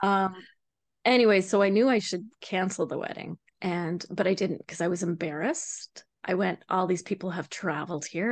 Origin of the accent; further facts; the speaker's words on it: Vancouver Island, British Columbia, Canada; moved away as an adult; now in New Brunswick, Canada; I grew up in Canada. on a place called Vancouver Island